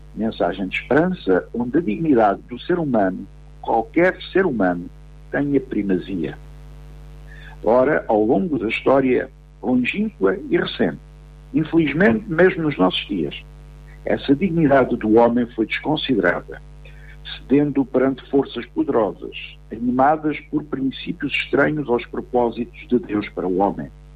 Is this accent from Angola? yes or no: no; Portugal; A ideia de comunidade política que partilhamos como portugueses